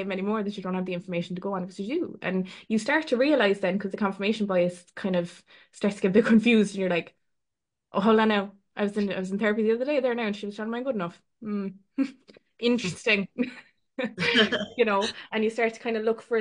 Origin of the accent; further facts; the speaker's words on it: Ireland; we're Irish